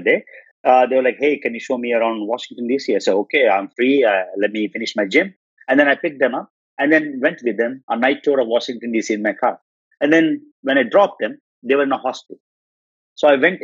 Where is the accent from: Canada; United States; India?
India; I'm Indian.